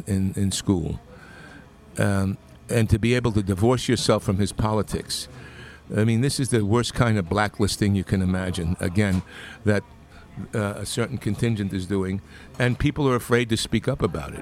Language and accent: English; Long Island, New York, United States; In Long Island.